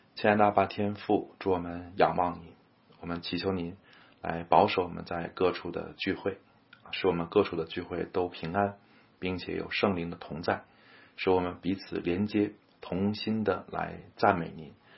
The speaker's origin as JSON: {"language": "Chinese", "country": "China", "said": "我们中国人可能难以理解复活的特殊性"}